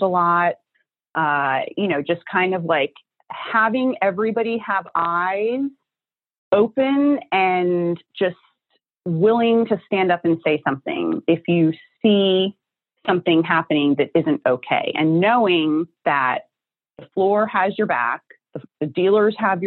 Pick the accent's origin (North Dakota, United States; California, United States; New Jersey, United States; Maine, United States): New Jersey, United States; I'm from New Jersey. You know, this is where I'm born and bred. I live here